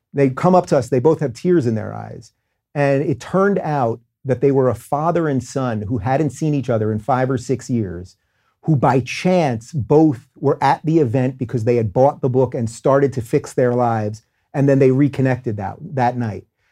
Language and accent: English; Long Island, New York, United States; also born or lived in Brooklyn, New York / Manhattan, New York; I grew up in Long Island